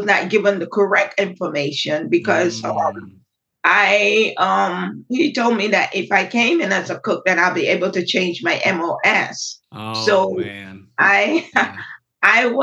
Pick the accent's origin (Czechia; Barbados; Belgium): Barbados; now in United States; Growing up in Barbados was quite different than growing up in the United States